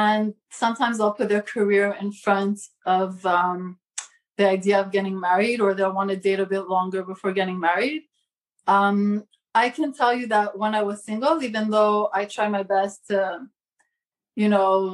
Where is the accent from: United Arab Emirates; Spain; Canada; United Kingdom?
Canada; Montreal, Quebec; moved away as an adult; now in Brooklyn, United States; I'm from Montreal originally. Now I live in New York